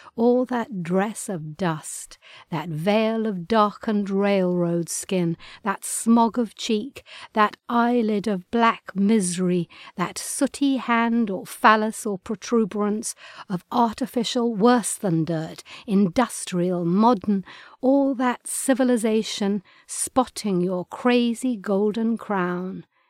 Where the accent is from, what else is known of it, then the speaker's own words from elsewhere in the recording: England, United Kingdom; accent: English; my English accent